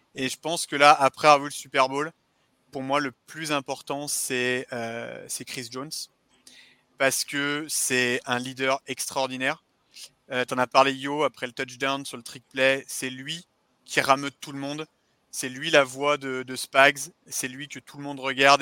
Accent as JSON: {"language": "French", "town": "Saint-Étienne", "region": "Auvergne-Rhône-Alpes", "country": "France", "said": "je suis de Saint-Étienne"}